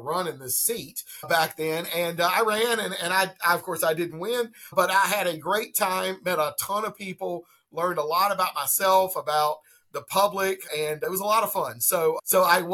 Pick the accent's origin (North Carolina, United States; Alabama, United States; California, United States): North Carolina, United States; Laurinburg; I grew up in Laurinburg, North Carolina, which is right on the North Carolina-South Carolina line